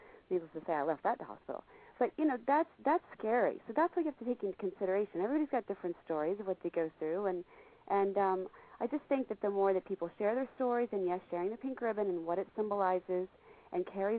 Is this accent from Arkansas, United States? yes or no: no; Texas, United States; I'm from Texas, so I'm a football whore. I love my Cowboys.